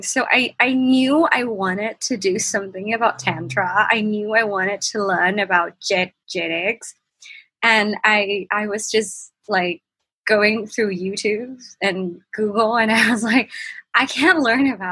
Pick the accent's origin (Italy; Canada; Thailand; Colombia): Thailand; Bangkok; I'm from Bangkok, Thailand, and I'm 24